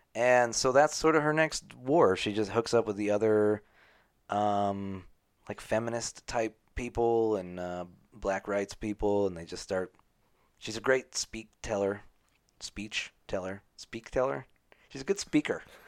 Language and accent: English; United States; I'm not British. I'm American